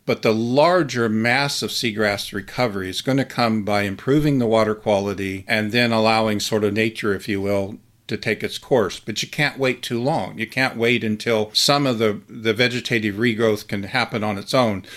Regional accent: Midwest, United States; I grew up in the Midwest

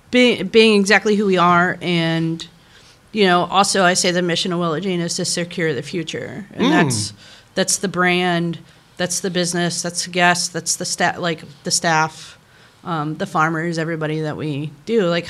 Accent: the South, United States; like when I was a young kid, like growing up in the Bible Belt of the South

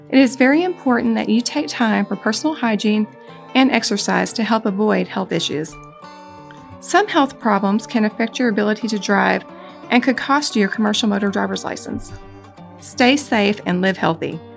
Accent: Beebe, Arkansas, United States; So I'm from Beebe, Arkansas, which is kind of where Oakley started, you know, back in the 60s.

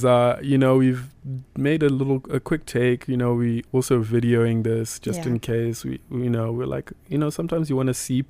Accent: Zimbabwe; moved away as an adult; now in United States; as a black man living in the United States, right? Cause I'm from Africa

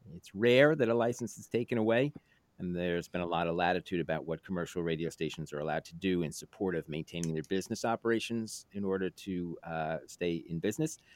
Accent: New York City, New York, United States; moved away; also born or lived in Woodstock, New York; growing up in New York City

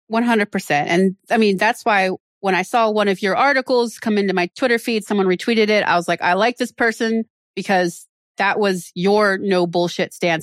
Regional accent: Maryland, United States; moved away as an adult; also born or lived in Vienna, Austria / Philadelphia, Pennsylvania; now in Pennsylvania, United States; I'm from Maryland

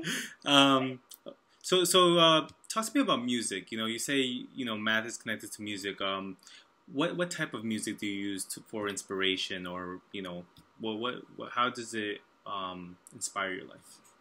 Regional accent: New York, United States; I'm from New York

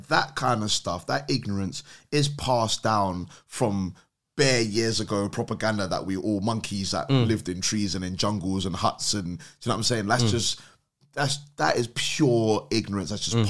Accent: London, United Kingdom; born there; Oh, man's from London. I was born here.

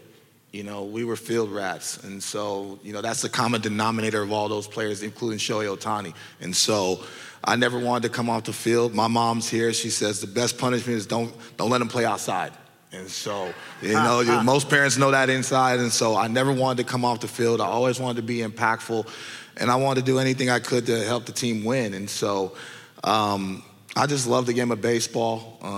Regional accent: California, United States; And so a lot of people from the Bay Area, we have our own type of swag, own type of energ

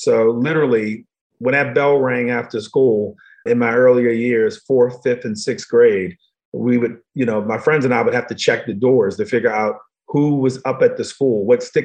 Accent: Baltimore, Maryland, United States; I was born in Baltimore, Maryland, but in the wrong part of Baltimore

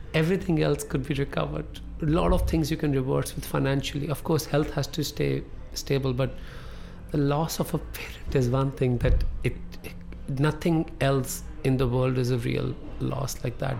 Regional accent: Amritsar, Punjab, India; English is a second language; moved away; also born or lived in New York City, United States; I'll go back to my hometown, Amritsar

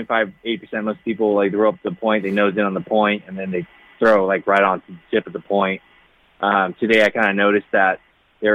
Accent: Porterville, California, United States; growing up in Porterville

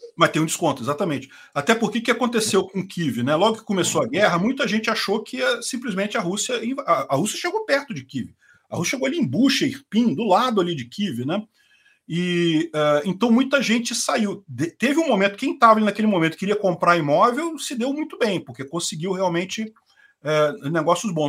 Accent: Brazil; also born or lived in Rio de Janeiro; eu sou brasileiro, brasileiro mesmo

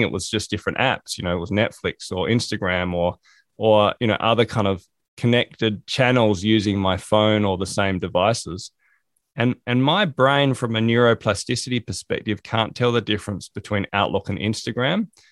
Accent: South Australia, Australia; moved away as an adult; also born or lived in England; now in Hobart, Australia; I grew up in South Australia.

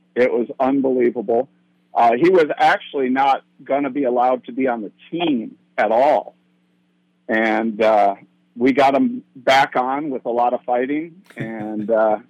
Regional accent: DeKalb, Illinois, United States; moved away; also born or lived in Hilo, Hawaii; my grandfather owned a bowling alley in my hometown, and he had Barb City Restaurant, and we were the home of the Barbs in DeKalb, Illinois.

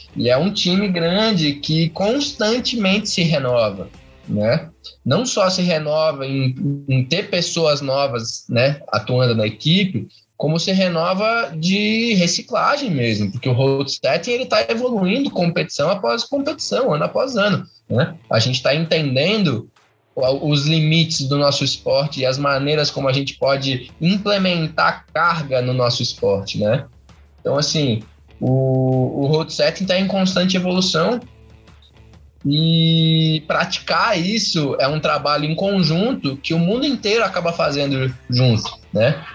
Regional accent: Curitiba, Paraná, Brazil; eu sou aqui de Curitiba, Paraná

